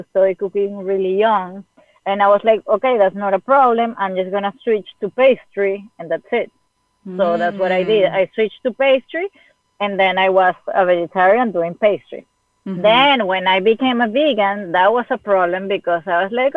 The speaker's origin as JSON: {"language": "English", "country": "Venezuela", "moved": "yes", "said": "I'm from Venezuela. I was living in Venezuela."}